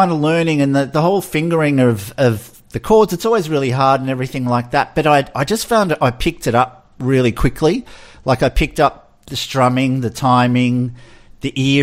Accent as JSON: {"language": "English", "town": "Melbourne", "region": "Victoria", "country": "Australia", "tie": "born or raised there", "said": "I grew up in the Oakley, Chadston area of Melbourne, which is like the southeastern suburbs."}